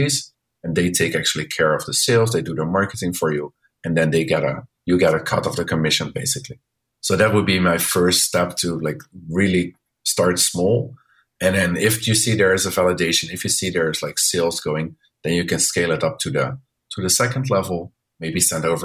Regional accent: Netherlands; now in Chengdu, China; I'm from the Netherlands

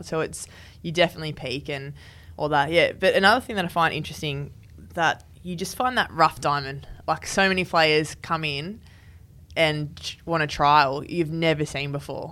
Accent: New South Wales, Australia; moved away; also born or lived in Western Australia; I'm from New South Wales, so I know the New South Wales pathway pretty well.

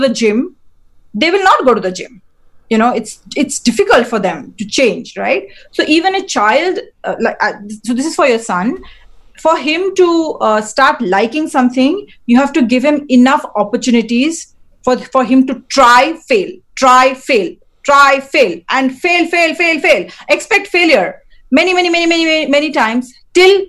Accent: India; I'm Indian, and we have like Indian festivals

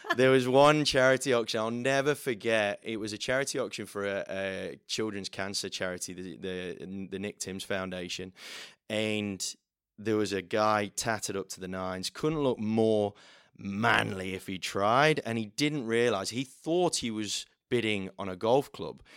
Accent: the middle of England, Midlands, United Kingdom; moved away as an adult; now in Australia; I'm not from round here, uh, from the middle of England

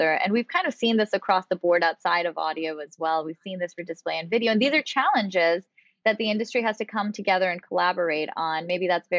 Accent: Pakistan; moved away; I'm originally from Pakistan

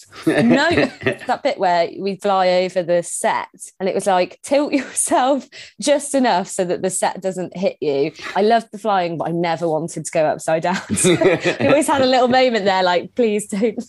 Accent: Scunthorpe, Yorkshire and the Humber, United Kingdom; moved away; So I'm from Scunthorpe originally.

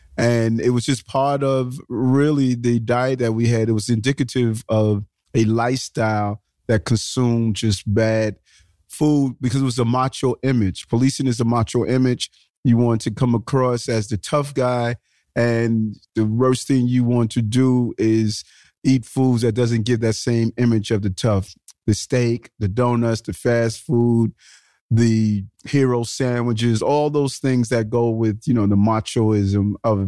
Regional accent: New York City, New York, United States; also born or lived in Brownsville, Brooklyn; I was born in Brownsville, Brooklyn. Brownsville is one of the low economic and high crime areas of the city. And I moved to Queens in sort of a middle income community.

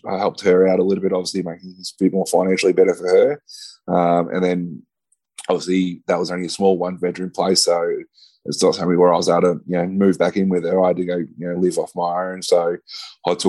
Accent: Ballarat, Victoria, Australia; I moved back down to my hometown in Ballarat

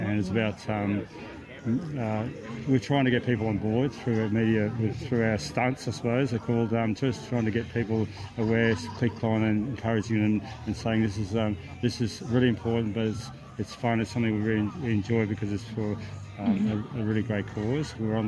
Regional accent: Coffs Harbour, New South Wales, Australia; we're from Coffs Harbour

